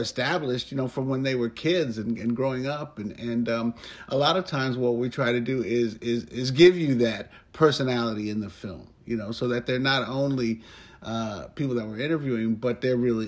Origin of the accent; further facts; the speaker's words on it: New York City, New York, United States; I was raised in New York City